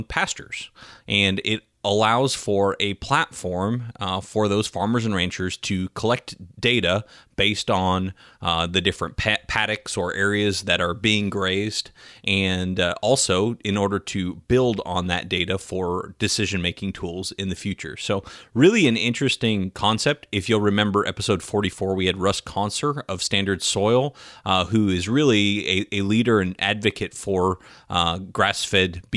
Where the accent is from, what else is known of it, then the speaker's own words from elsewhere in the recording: Sonoma County, California, United States; moved away as an adult; also born or lived in Midwest; now in Austin, United States; I was born and raised in Sonoma County, California, which is north of the Bay Area